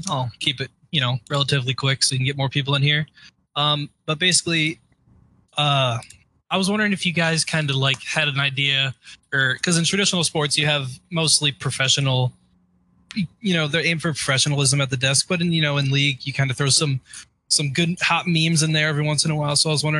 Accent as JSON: {"language": "English", "town": "Orlando", "region": "Florida", "country": "United States", "said": "I'm from Orlando."}